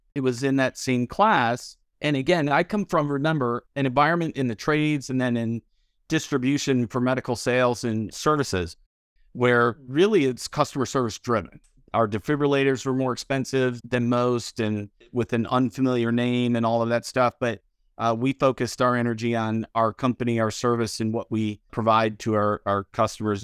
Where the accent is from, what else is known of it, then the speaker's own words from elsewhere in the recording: Detroit, Michigan, United States; moved away; also born or lived in Louisville; I grew up in Detroit